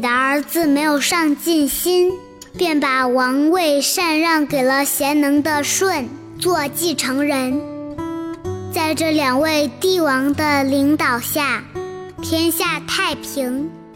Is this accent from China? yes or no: yes; China; 我们中国人都是炎黄子孙